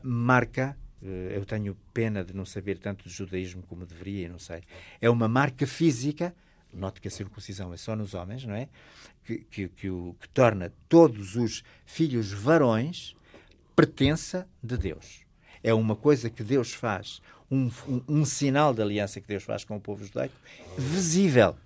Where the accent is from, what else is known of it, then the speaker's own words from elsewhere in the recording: the North, Northern Portugal, Portugal; eu sou de um sítio, eu sou do Norte